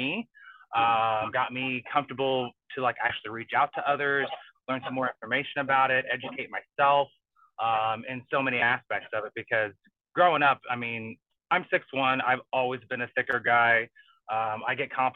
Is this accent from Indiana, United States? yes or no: yes; Southern Indiana, United States; I grew up in Southern Indiana.